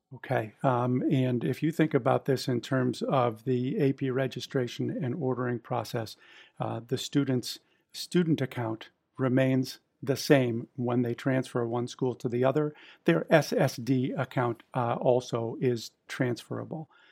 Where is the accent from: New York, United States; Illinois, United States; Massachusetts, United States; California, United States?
Massachusetts, United States; just outside of Boston; I was born and raised just outside of Boston